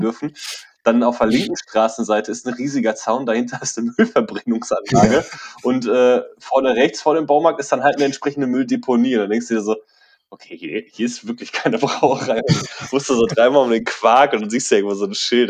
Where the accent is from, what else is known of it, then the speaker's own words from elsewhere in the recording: Bochum, North Rhine-Westphalia, Germany; bei uns in Bochum